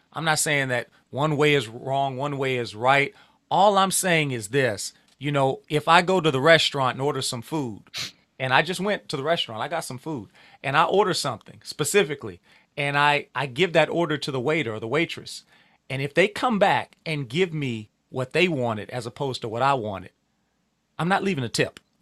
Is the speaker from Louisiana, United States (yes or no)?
yes; Louisiana, United States; I'm from Louisiana, but because it's home and it's familiar